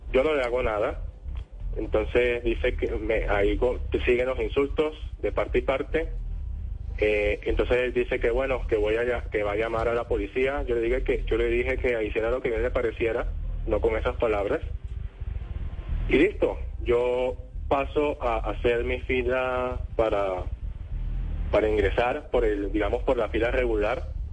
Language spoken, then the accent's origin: Spanish; Colombia; ingresando al país pues como colombiano